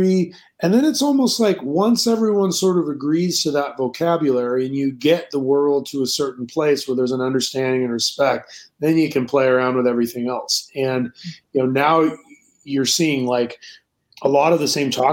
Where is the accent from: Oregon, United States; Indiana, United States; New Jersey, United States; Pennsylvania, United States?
Oregon, United States; Scappoose; also born or lived in Madrid / New York; now in Portland, United States; growing up in Oregon